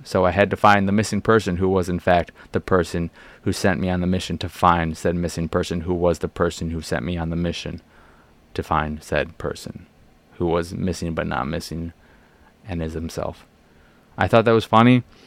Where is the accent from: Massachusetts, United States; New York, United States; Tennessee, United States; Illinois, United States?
Illinois, United States; Chicago; I grew up in Boystown